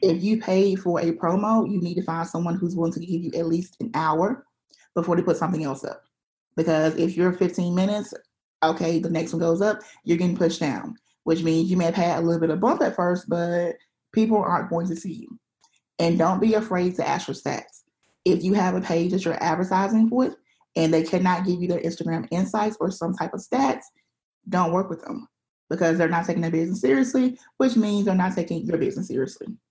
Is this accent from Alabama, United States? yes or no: yes; Alabama, United States; I live in Alabama, which is in a pretty small town